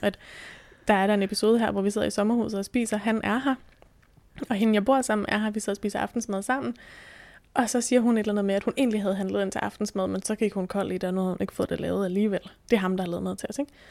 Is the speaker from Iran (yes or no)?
no; Bornholm, Capital Region of Denmark, Denmark; now in Thy, Denmark; er født og opvokset på Bornholm